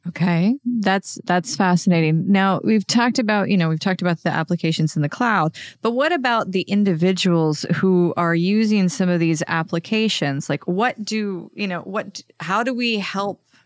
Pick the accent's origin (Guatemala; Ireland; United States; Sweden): United States; Pennsylvania; I'm American, and you know I grew up in a very rural area of Pennsylvania